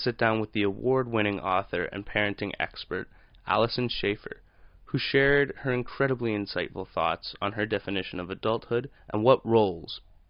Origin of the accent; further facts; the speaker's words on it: Canada; also born or lived in Mexico; I'm also 21 years old, and I moved to Canada from Mexico with my mother when I was 6 years old after she married my dad, who was from here.